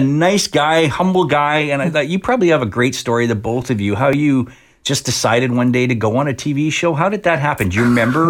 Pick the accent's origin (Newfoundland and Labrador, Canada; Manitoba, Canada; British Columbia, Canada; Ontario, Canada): British Columbia, Canada; Abbotsford; moved away; also born or lived in Victoria, BC; Born in Victoria, raised in Abbotsford.